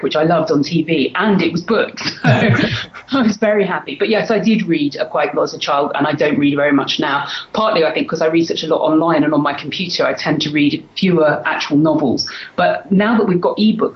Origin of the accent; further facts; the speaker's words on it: London, United Kingdom; I'm from London in England, in the UK, as you can probably tell from my accent. I've lived pretty much all my life in London, except for a few years when I was at university. So I'm a Londoner, born and bred.